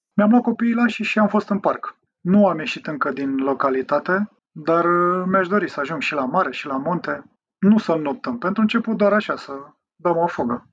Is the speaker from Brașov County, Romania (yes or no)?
no; Drobeta-Turnu Severin, Mehedinți County, Romania; moved away; also born or lived in Prahova; Eu sunt mai sudist, așa, am copilărit lângă Dunăre.